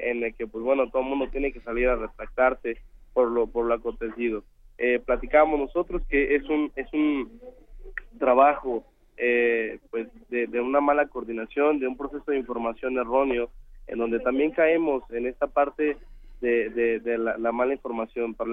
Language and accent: Spanish; Mexico; la emergencia unió, afortunadamente, nos unió como, ciudadanos, como mexicanos